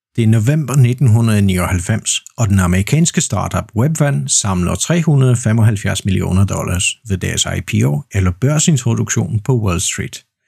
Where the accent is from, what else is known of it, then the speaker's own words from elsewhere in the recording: Poland; Danish is a second language; Jeg er vaskeægte polak, jeg er født og opvokset i Polen, og jeg bor i Poznan